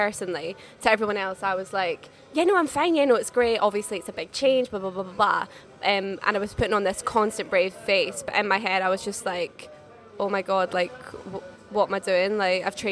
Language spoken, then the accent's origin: English; Scotland, United Kingdom; now in London, United Kingdom; everyone back home in my little small Scottish town